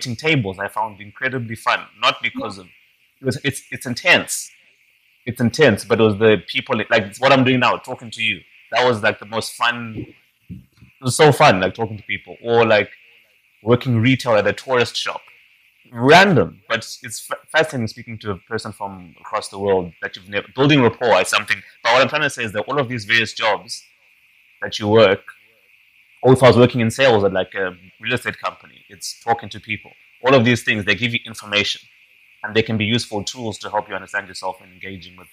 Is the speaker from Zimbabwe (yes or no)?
yes; Zimbabwe; moved away as an adult; also born or lived in Scotland; I'm Zimbabwean.